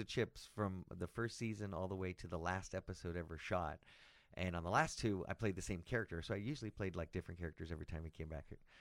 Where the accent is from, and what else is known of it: Los Angeles, California, United States; born or raised there; also born or lived in Palm Springs / Sacramento